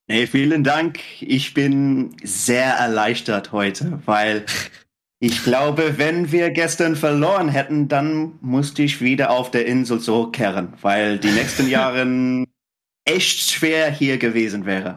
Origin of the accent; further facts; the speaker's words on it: England, United Kingdom; German is a second language; als Engländer